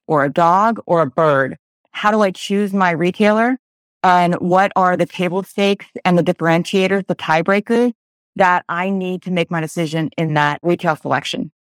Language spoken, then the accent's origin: English; Pennsylvania, United States; I'm from Pennsylvania